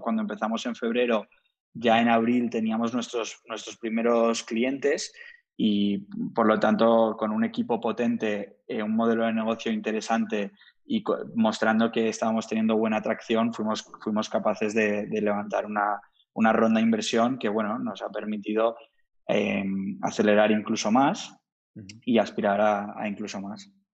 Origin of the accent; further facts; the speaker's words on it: Madrid, Community of Madrid, Spain; also born or lived in Cambridge / Boston / Miami / Bogotá; soy de origen de la India, nací en, Madrid, la verdad es que he vivido unos 15, 20 años en, Madrid